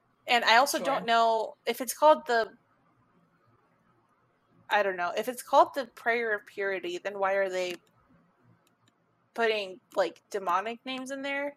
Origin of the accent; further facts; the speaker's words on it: United States; Public school in America